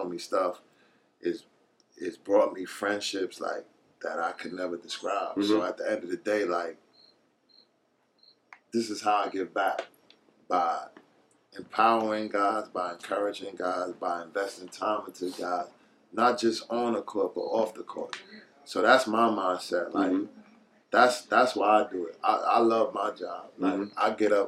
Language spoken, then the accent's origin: English; New York City, New York, United States; also born or lived in Texas / Oklahoma; I come from Hollis, Queens.